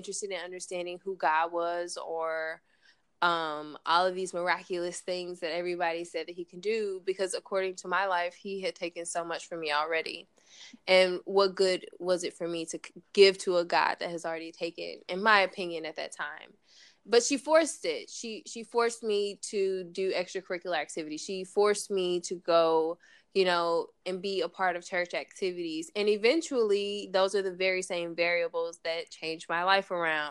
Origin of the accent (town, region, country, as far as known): East St. Louis, Illinois, United States; born or raised there